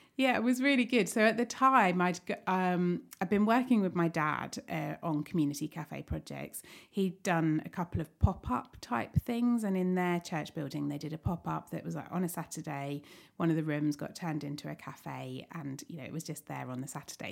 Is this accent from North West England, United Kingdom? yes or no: no; Staplehurst, South East England, United Kingdom; I li-, grew up in Staplehurst